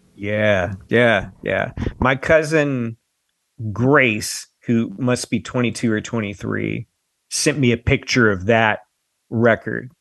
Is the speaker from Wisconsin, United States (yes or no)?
no; Tennessee, United States; I'm from Tennessee